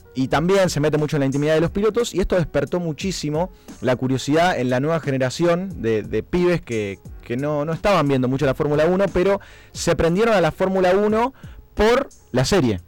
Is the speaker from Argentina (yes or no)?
yes; Argentina; nosotros los argentinos